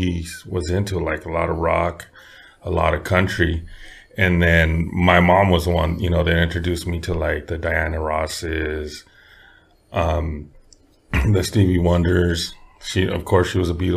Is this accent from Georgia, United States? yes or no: no; Santa Maria, California, United States; also born or lived in Nipomo, California; I lived in Santa Maria till I was about 11 years old